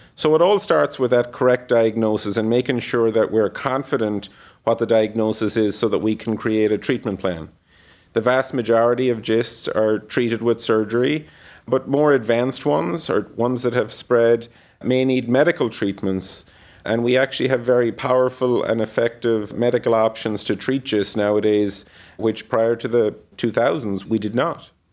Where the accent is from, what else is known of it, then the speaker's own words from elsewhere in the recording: Ireland; moved away as an adult; now in Cleveland, United States; I grew up in Ireland, went to medical school there, and then completed the rest of my postgraduate training in the U S